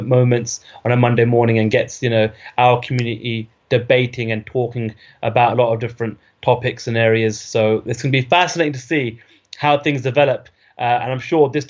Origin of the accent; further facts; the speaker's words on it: United Kingdom; as a Brit, as a journalist of the sport